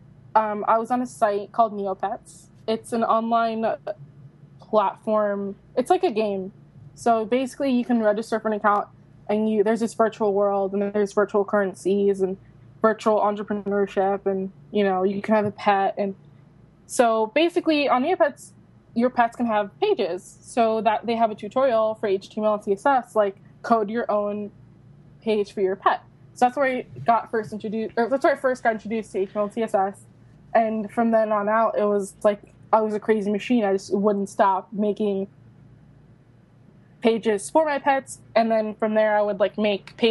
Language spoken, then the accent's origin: English; Florida, United States; moved away as an adult; now in New York City, United States; I'm from Florida. I moved here when I turned 18